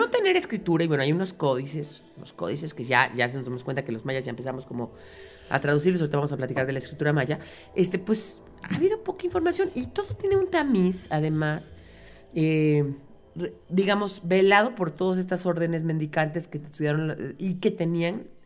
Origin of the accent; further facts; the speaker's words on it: Mexico; todo nacido en este país somos mexicanos.